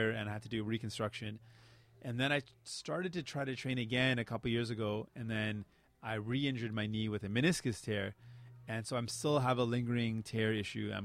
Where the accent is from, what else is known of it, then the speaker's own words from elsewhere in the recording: Windsor, Ontario, Canada; first language Punjabi; English is a second language; moved away as an adult; also born or lived in Scarborough, Ontario / Punjab, India / St. John's, Newfoundland; now in Peel Region, Canada; My hometown is still going to be Windsor. I grew up in Windsor